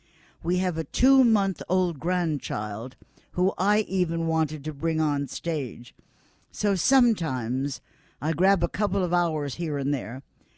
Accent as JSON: {"language": "English", "town": "Buffalo", "region": "New York", "country": "United States", "said": "New York City people never knew me. I'm from Buffalo. They would say, Buffalo? What's a Buffalo?"}